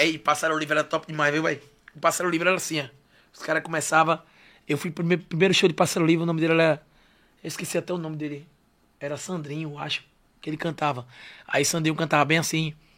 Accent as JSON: {"language": "Portuguese", "town": "Aracaju", "region": "Sergipe", "country": "Brazil", "said": "Eu sou de Aracaju"}